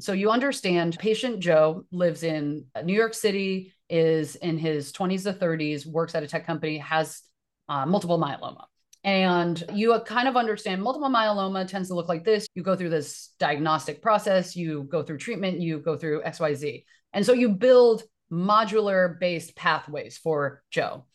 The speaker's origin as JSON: {"language": "English", "country": "Taiwan", "moved": "yes", "lives_now": "United States", "said": "I am an immigrant from Taiwan"}